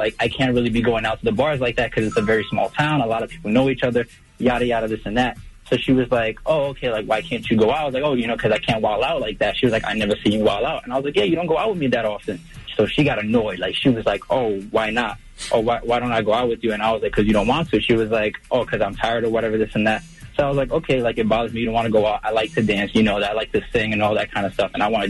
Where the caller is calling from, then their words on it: New York, United States; I'm from New York.